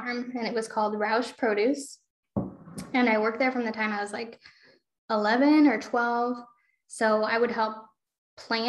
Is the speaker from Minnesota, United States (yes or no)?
no; a small town in Iowa, United States; now in Solon, United States; I am from a small town in Iowa that doesn't even have what you would call six city blocks.